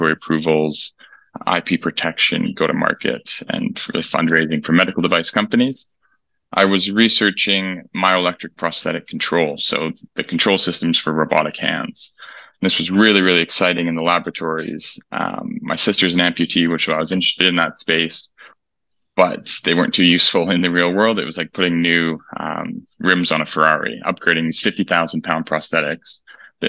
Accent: Alberta, Canada; moved away as an adult; now in United Kingdom; I grew up in Canada, in Alberta

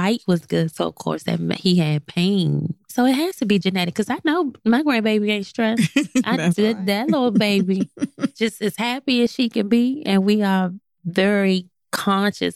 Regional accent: the South, United States; I'm from the South

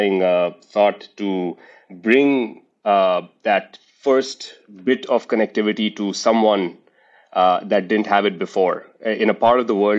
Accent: India; moved away as an adult; now in United States; I was born in India, raised in India, lived in the United States for now 50% of my life

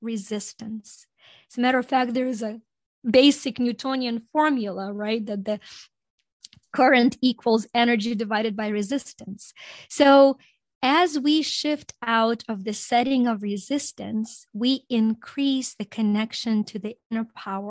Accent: Ukraine; English is a second language; also born or lived in Greece; now in United States; growing up in Ukraine

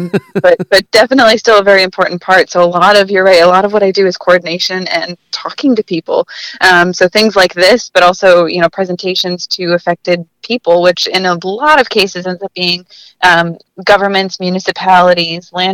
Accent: Traverse City, Michigan, United States; moved away; I'm from Northern Michigan originally.

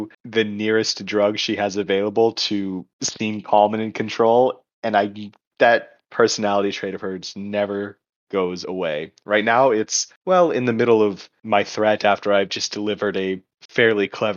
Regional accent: the South, United States; speaking as somebody from the South

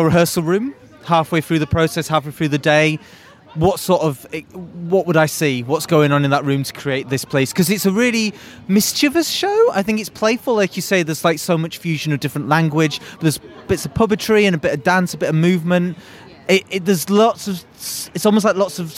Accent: United Kingdom; as a British born white person

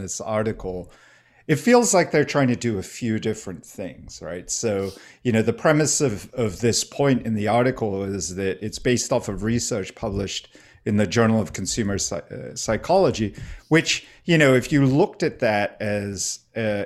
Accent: Singapore; moved away; I grew up in Singapore

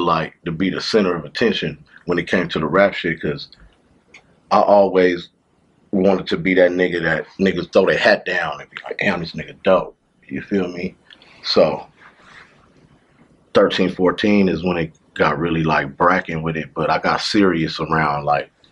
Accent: Pomona, California, United States; also born or lived in Long Beach, California; I was born in Long Beach, but I was raised in Pomona

